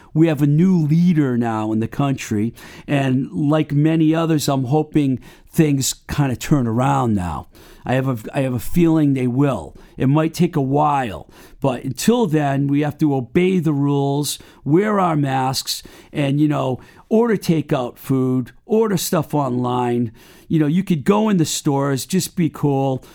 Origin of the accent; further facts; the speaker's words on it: Webster, United States; now in Somerville, United States; my hometown of Webster